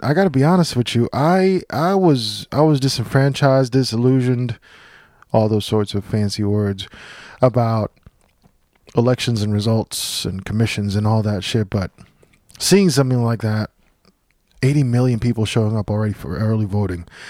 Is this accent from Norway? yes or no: no; Puerto Rico; moved away; I grew up in Puerto Rico.